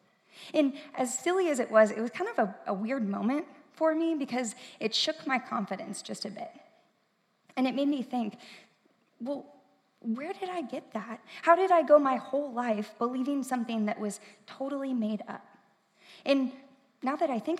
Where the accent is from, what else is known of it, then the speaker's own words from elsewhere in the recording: St. Louis, Missouri, United States; moved away as an adult; now in Columbia, United States; I am from St. Louis. I grew up there